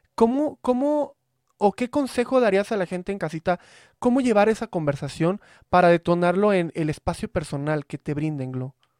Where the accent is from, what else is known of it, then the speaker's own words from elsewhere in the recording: Veracruz, Mexico; now in Mexico City, Mexico; soy de Veracruz